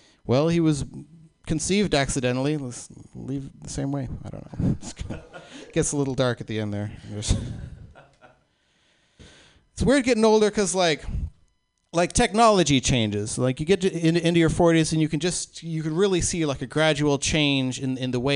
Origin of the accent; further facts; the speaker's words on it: Oklahoma, United States; I was born in Oklahoma in the 70s